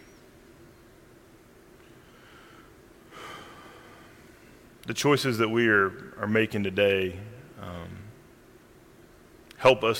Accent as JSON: {"language": "English", "area": "Randolph County", "region": "North Carolina", "country": "United States", "tie": "born or raised there", "said": "I grew up in Randolph County, North Carolina"}